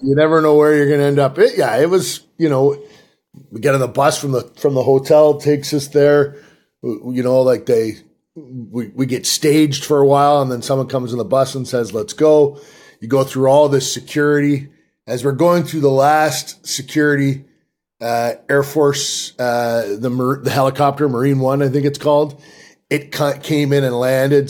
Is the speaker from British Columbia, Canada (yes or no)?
no; Peterborough, Ontario, Canada; moved away as an adult; now in United States; a kid from Peterborough, Ontario